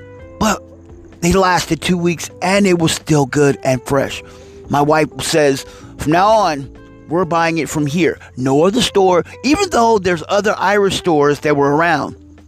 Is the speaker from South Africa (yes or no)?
no; Italy; moved away; And my wife, you know, we're Italian and we're from Italy. You know, I mean, she's born and raised in Italy. And, you know, we moved over here